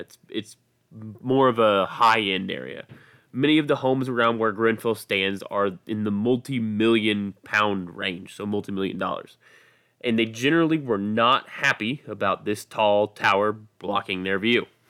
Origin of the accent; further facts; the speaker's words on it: United States; I am an American